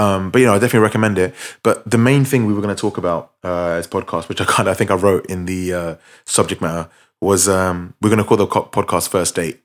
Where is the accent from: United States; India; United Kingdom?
United Kingdom; London; we're from London, we, we, we both live, like, twenty minutes from central London